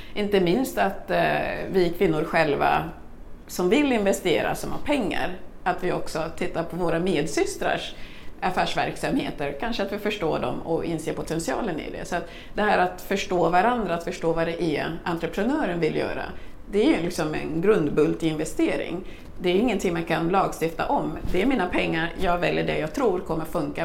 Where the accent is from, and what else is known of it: Kungsängen, Stockholm County, Sweden; born or raised there; also born or lived in Congo / Burundi